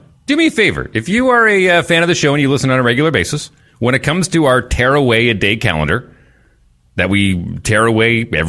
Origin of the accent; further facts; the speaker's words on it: Fort McMurray, Alberta, Canada; moved away; My hometown of Fort McMurray, Alberta.